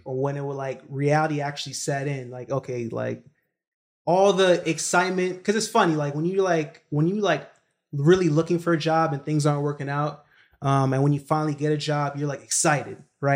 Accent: New York City, New York, United States; moved away as an adult; also born or lived in Kingston, Jamaica / Baltimore, Maryland; I was born in, you know, Kingston, Jamaica, but I was raised in Brooklyn, New York

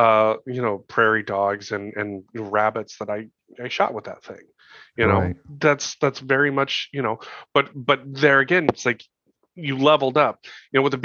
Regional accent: Montana, United States; I grew up in Montana.

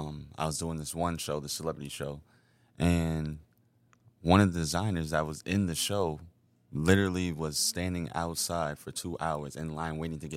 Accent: White Plains, New York, United States; Right here, White Plains.

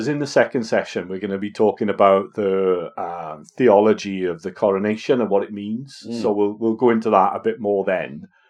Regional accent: Welsh, Wales, United Kingdom; being Welsh

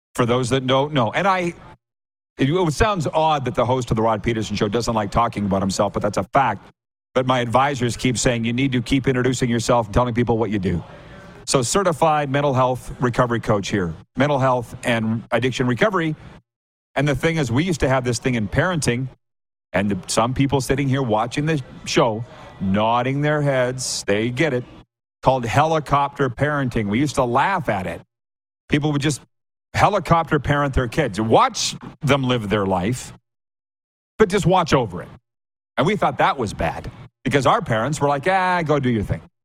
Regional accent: Saskatchewan, Canada; I'm from Saskatchewan

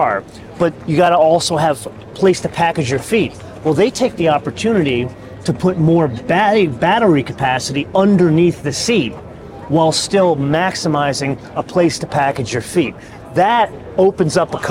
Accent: Los Angeles, California, United States; Welcome to my hometown, sir.

